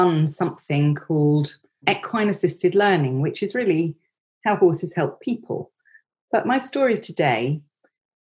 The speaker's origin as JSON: {"language": "English", "town": "Surbiton", "region": "South East England", "country": "United Kingdom", "tie": "born or raised there", "said": "I grew up in Surbiton in Surrey, in suburbia"}